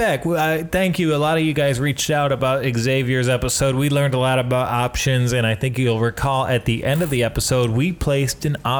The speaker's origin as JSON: {"language": "English", "region": "Michigan", "country": "United States", "accent": "Michigan", "said": "Well, I'm from Michigan. Being from Michigan, you somehow sound like you're a Jewish woman from Long Island and a fat guy from Chicago."}